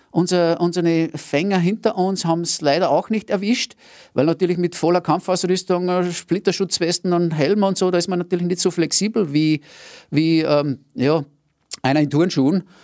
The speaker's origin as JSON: {"language": "German", "town": "Rainbach im Innkreis", "region": "Upper Austria", "country": "Austria", "said": "weil ich bin ja aus dem Innviertel, aus Rheinbach bei Scherding und ganz nahe an der Grenze."}